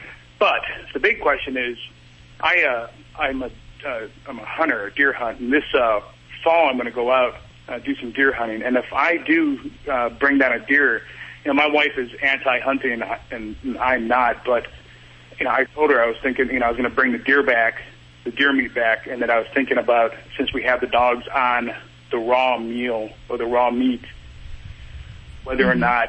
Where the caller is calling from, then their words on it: Norfolk, Virginia, United States; Norfolk, Virginia.